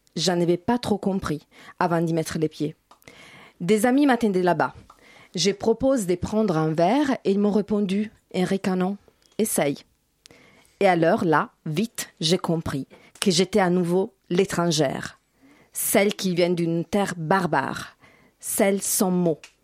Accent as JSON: {"language": "French", "country": "Italy", "second_language": "French", "moved": "as an adult", "lives_now": "France", "said": "Je viens du faux pays des Dalida, les pays des pâtes et de Romeo Castellucci."}